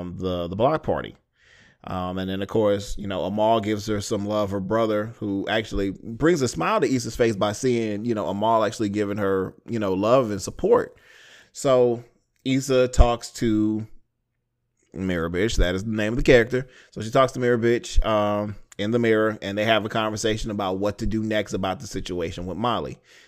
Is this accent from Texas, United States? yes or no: yes; Houston, Texas, United States; I was born in Houston. Ricky and Shelby live there. That's where I'm from.